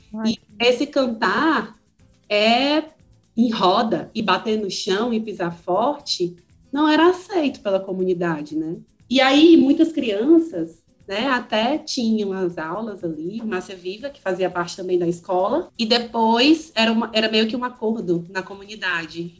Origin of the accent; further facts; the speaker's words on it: Ceará, Brazil; now in Porto Alegre, Brazil; eu sou do Ceará e estou morando em Porto Alegre, aqui no Rio Grande do Sul